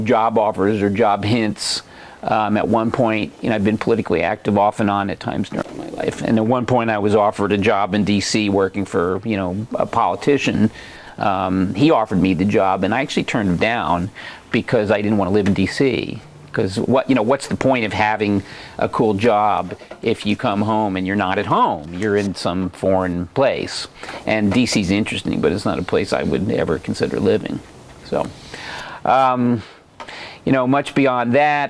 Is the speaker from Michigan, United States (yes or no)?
no; suburban New Jersey, United States; moved away as an adult; also born or lived in Vermont; now in Oregon, United States; I grew up on the East Coast in suburban New Jersey